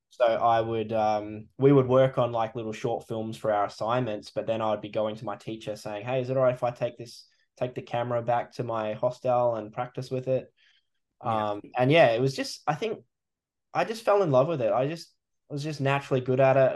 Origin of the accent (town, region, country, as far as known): country WA, Western Australia, Australia; born or raised there; also born or lived in New Zealand; now in east coast, Australia